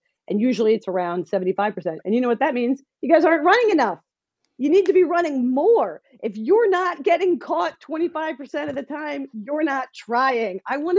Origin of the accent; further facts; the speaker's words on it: New Jersey, United States; I'm also from New Jersey.